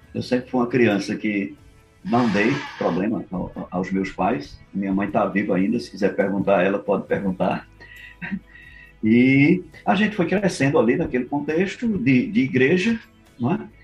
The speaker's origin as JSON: {"language": "Portuguese", "town": "Caruaru", "region": "Pernambuco", "country": "Brazil", "tie": "born or raised there", "moved": "yes", "lives_now": "Fortaleza, Brazil", "said": "Eu sou de Caruaru, Pernambuco"}